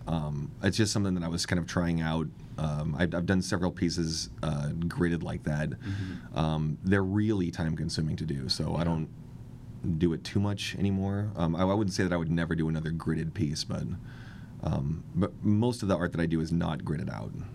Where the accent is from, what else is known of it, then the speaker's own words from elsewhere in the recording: Kent, Washington, United States; now in Seattle, United States; I grew up in Kent